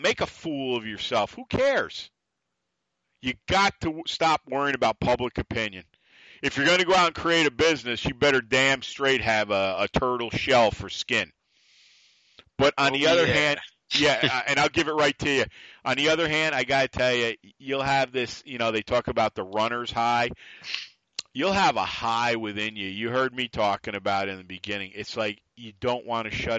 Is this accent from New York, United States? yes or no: yes; New York, United States; accent: New York; me being still a New Yorker, it's the attitude. It's the voice. The accent.